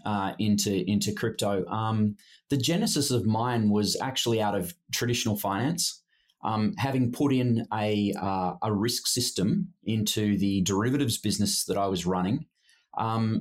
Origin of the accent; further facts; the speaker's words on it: Australia; moved away as an adult; also born or lived in Sydney / Hong Kong; now in Singapore; I'm Australian by background